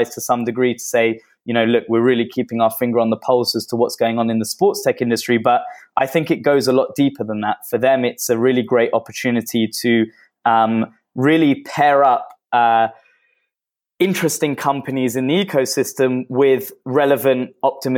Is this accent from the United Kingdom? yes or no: yes; London, United Kingdom; moved away as an adult; also born or lived in Manchester / Sydney; now in Tel Aviv, Israel; I was born and raised in Northwest London